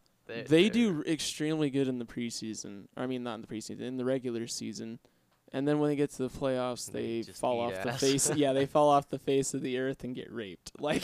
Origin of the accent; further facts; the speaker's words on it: Utah, United States; we're from Utah